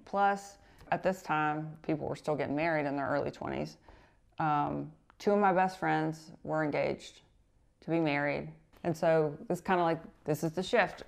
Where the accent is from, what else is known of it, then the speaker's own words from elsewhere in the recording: North Carolina, United States; we're both from North Carolina